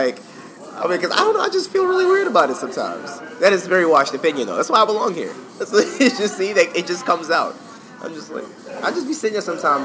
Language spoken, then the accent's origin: English; New York City, New York, United States; I'm from Harlem